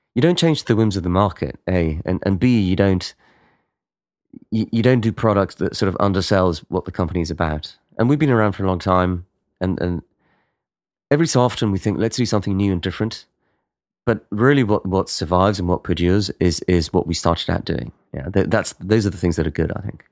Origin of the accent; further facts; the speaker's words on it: Spain; in Spain, we're much more chaotic